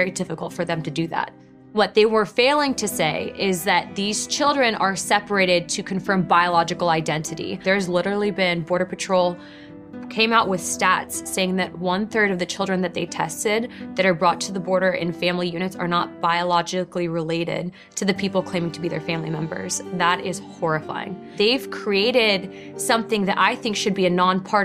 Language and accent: English; United States; I was born here, that I've had the opportunity to serve my country, and that because I'm an American